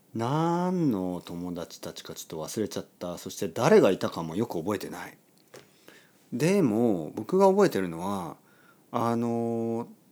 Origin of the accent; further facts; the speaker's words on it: Oita, Japan; 大分県で生まれた僕